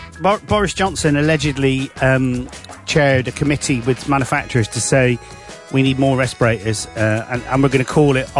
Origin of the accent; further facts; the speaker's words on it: United Kingdom; We are British.